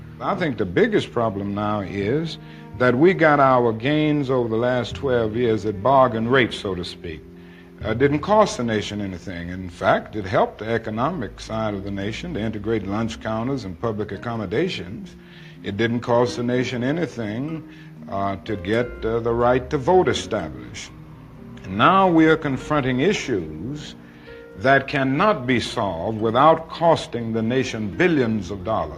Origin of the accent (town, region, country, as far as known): United States